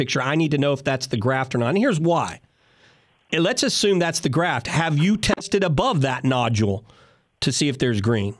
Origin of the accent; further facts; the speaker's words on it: Houston, Texas, United States; I'm from Houston